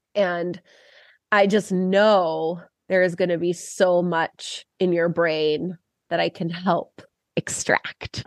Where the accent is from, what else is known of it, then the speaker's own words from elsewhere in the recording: Cleveland, Ohio, United States; moved away as an adult; now in Chicago, United States; I'm from Cleveland.